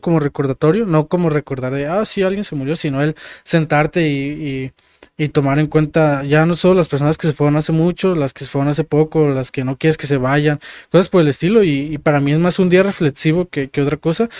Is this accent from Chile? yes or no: no; Mexico; como mexicanos